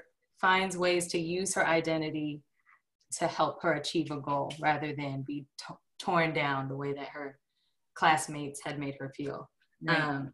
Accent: the Bay Area, California, United States; moved away as an adult; now in Stuttgart, Arkansas, United States; growing up in the Bay

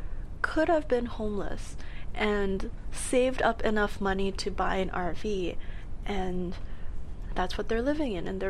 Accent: Edmonton, Alberta, Canada; moved away as an adult; I came here for university, mm-hmm. and I love the city. It's gorgeous. There's no snow. I came from Edmonton, where there was minus 40 degrees plus windshield.

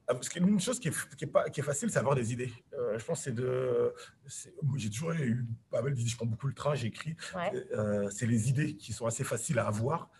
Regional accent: France; j'ai grandi, je suis né en banlieue

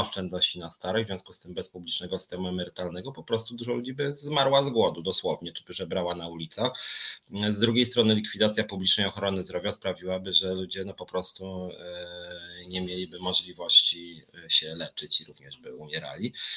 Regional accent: Warsaw, Masovian Voivodeship, Poland; wywodzę po prostu z Warszawy

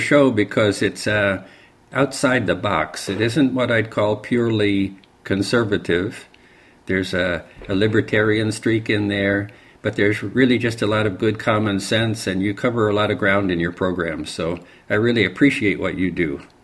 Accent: Barrytown, New York, United States; moved away; also born or lived in San Francisco / Los Angeles; I grew up in a little town in upstate New York called Barrytown

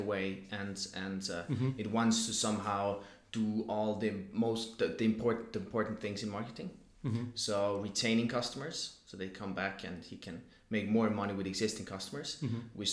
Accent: Zurich, Switzerland; Born and raised in Zurich

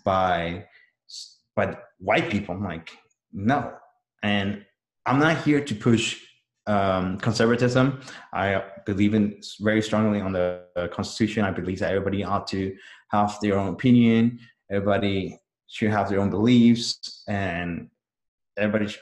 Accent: El Salvador; also born or lived in California, United States; now in Texas, United States; I'm from El Salvador, a little country in Central America, not the smallest country in Central America. So I migrated to the US in 2000.

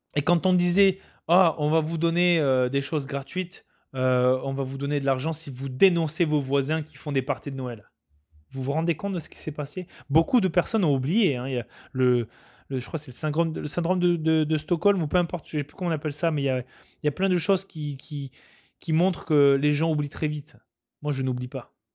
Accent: France; moved away as an adult; now in Quebec, Canada; Je suis un Français qui suis venu au Canada. Je me suis adapté aux, coutumes, aux valeurs québécoises.

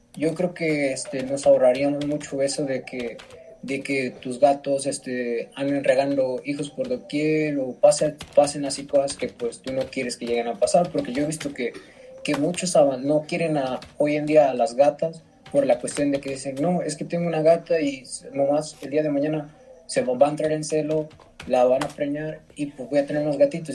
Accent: Mexico; somos mexicanos

